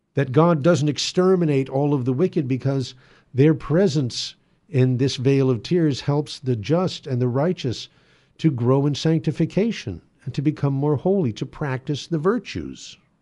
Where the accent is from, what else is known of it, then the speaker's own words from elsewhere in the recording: United States; we are admonished to practice as American Catholics